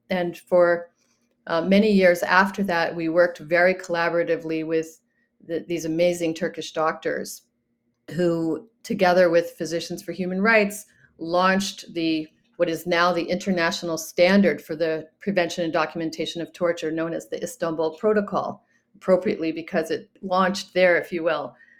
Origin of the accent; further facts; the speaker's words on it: United States; as an American